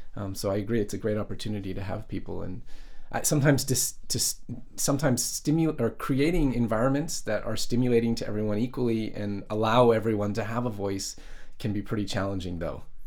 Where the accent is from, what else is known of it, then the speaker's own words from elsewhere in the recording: Canada; moved away as an adult; now in Japan; when I growing up in Canada